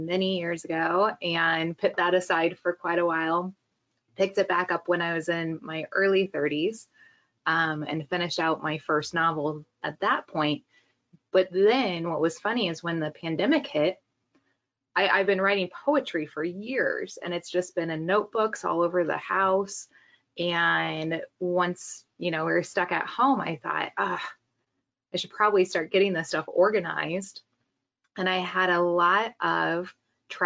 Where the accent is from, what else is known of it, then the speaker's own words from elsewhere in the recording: Iowa, United States; also born or lived in Kansas City; now in New York City, United States; I'm originally from Iowa.